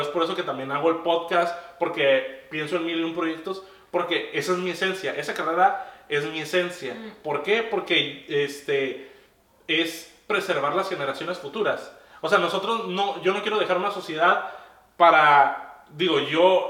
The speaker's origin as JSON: {"language": "Spanish", "country": "Mexico", "also_born_or_lived": "Tijuana", "said": "por el hecho de ser mexicano"}